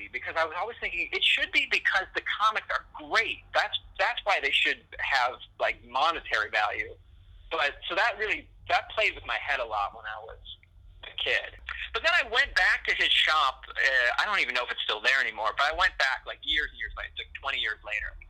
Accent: Buffalo, New York, United States; I grew up in Buffalo

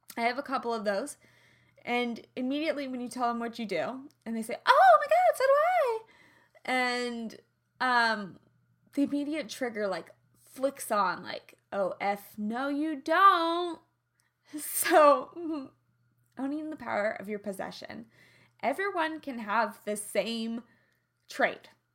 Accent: Midwest, United States; accent: twang; now in Los Angeles, United States; I'm from the Midwest. I have an innocence to my twang

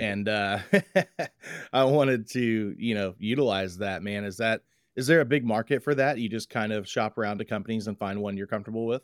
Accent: Waller, Texas, United States; now in Tomball, United States; when I grew up in Waller

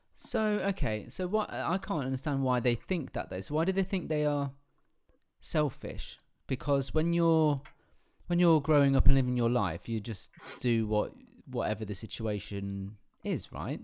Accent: England, United Kingdom; I am English

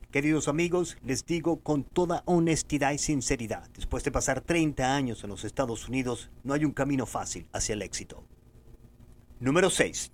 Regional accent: Venezuela; moved away as an adult; cuando yo salí de Venezuela en 1994

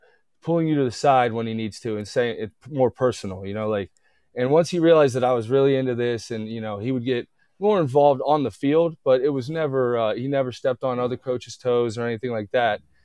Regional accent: Youngstown, Ohio, United States; growing up in Youngstown, especially, you know, there's a lot of tradition there

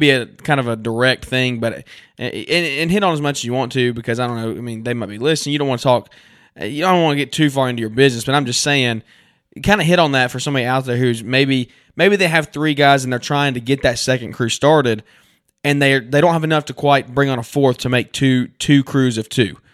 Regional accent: Central Alabama, United States; we're from Central Alabama

